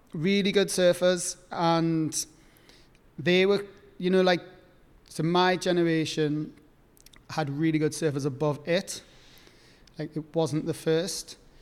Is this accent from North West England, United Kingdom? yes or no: no; Newcastle upon Tyne, North East England, United Kingdom; I grew up on the East Coast, like, time off Newcastle